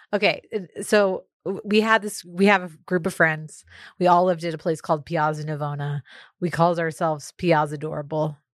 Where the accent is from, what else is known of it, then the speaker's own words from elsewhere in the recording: Austin, Texas, United States; also born or lived in Houston; growing up in Austin